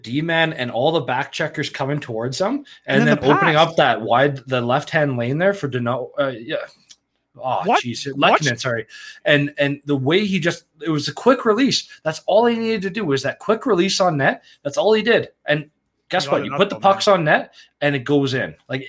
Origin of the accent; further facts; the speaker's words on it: Quebec, Canada; moved away; I was born in Quebec